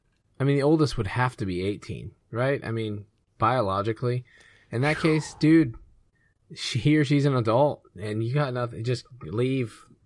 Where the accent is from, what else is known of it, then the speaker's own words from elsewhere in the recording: Georgia, United States; And I grew up in Georgia, 16 years old, license, 15 is when you get your permit.